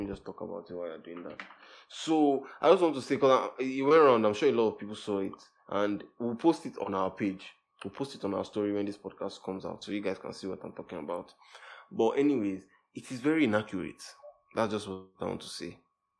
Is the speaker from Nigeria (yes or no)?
yes; Nigeria; as a Nigerian artist, you don't even get so many shows